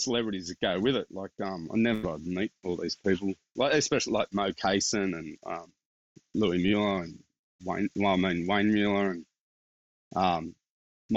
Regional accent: Castle Hill, New South Wales, Australia; I came from Castle Hill, and like, I didn't know where Blacktown was growing up

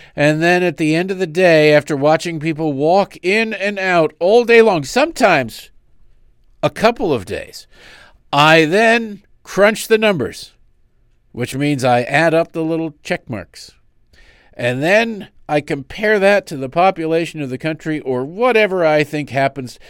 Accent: United States; I'm an American

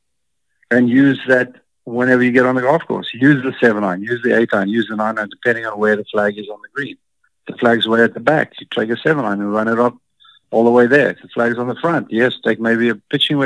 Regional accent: Cape Town, Western Cape, South Africa; I grew up in Cape Town, and it's like San Francisco.

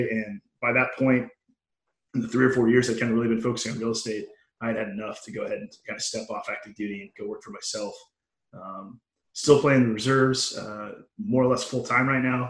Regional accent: United States; moved away as an adult; also born or lived in Nebraska / Texas / Oklahoma / San Diego; I grew up in Nebraska and Texas

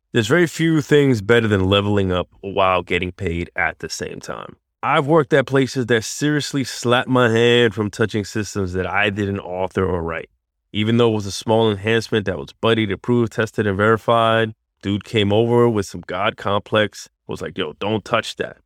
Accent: New York, United States; I grew up in New York

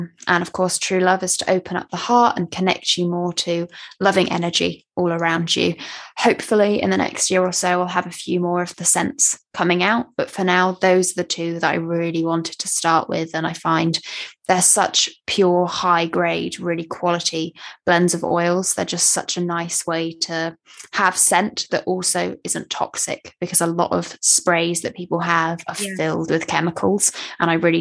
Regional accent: West Country, Somerset, South West England, United Kingdom; I grew up in the West Country

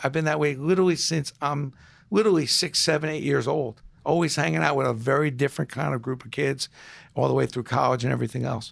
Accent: New York City, New York, United States; now in New Rochelle, United States; growing up in Brooklyn, you gr, you walked down the street, every one of your neighbors treated you like that you were their kid.

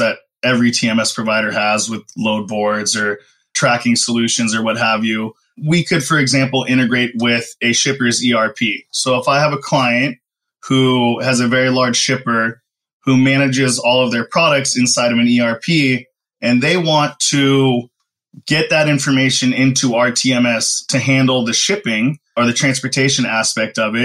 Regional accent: Southern California, United States; born and raised out in Southern California, spent a lot of time in both the Los Angeles and Orange County areas.

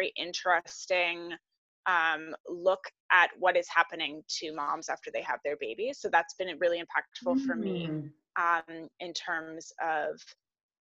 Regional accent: Barrie, Ontario, Canada; I am from Barrie, Ontario, Canada.

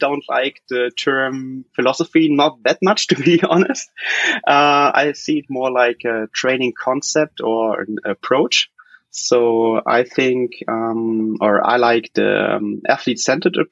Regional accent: Cologne, North Rhine-Westphalia, Germany; I'm from Cologne, which is like in the Middle West, if you want, there in Germany.

